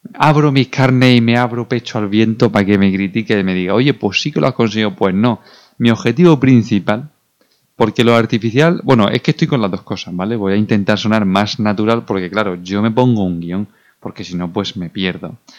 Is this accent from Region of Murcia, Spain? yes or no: yes; Region of Murcia, Spain; como buen murciano